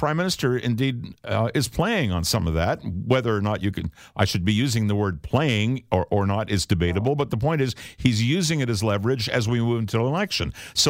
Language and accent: English; Canada; David, we're Canadian.